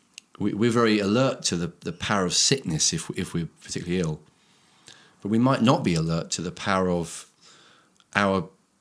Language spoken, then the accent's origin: English; India; I grew up in India.